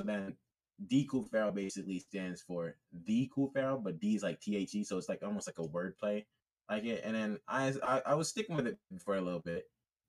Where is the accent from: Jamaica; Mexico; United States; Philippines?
Jamaica; also born or lived in United Kingdom; Yeah, I'm Jamaican and British